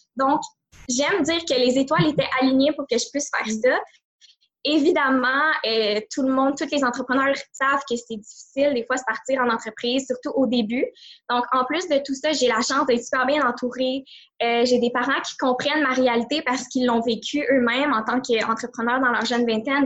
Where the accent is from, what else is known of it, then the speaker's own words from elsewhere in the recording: Montreal, Quebec, Canada; je viens de la grande région de Montréal